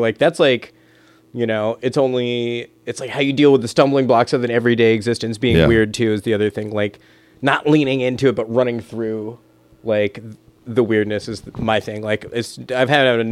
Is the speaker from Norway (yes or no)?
no; Florida, United States; now in Detroit, United States; I grew up in Florida, too